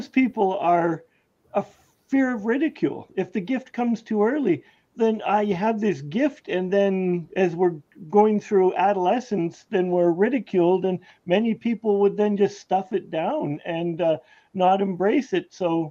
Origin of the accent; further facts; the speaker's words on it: Canada; I am a Canadian